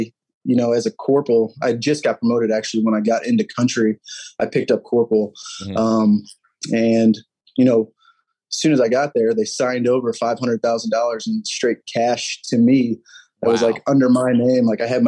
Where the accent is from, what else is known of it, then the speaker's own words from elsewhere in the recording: St. Louis, Missouri, United States; Dude, I'm from St. Louis. It's like life around